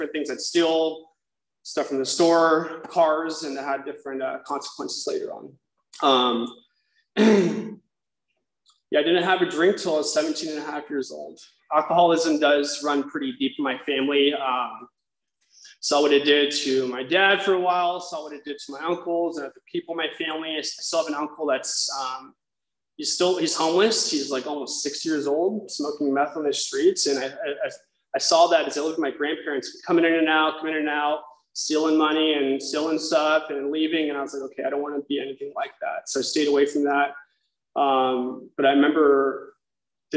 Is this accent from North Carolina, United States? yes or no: no; South Orange County, California, United States; I grew up in South Orange County. We moved around a lot